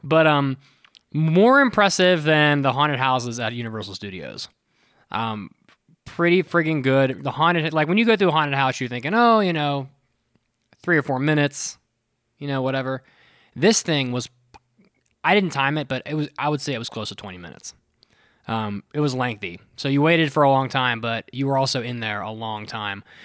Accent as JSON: {"language": "English", "region": "West Virginia", "country": "United States", "said": "I'm from West Virginia"}